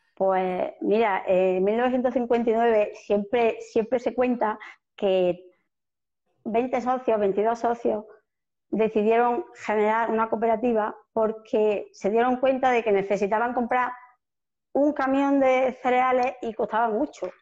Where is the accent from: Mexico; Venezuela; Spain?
Spain; north of Córdoba province, Andalusia; estamos en el norte de la provincia de Córdoba, en el norte de Andalucía